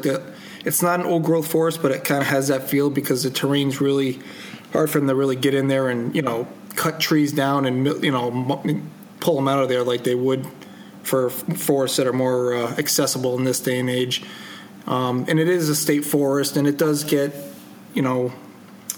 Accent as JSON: {"language": "English", "region": "Connecticut", "country": "United States", "said": "I am from Connecticut."}